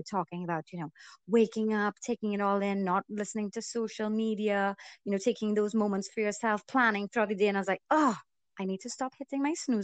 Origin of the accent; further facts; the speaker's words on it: Trinidad & Tobago; also born or lived in Canada; I'm born and raised in Trinidad.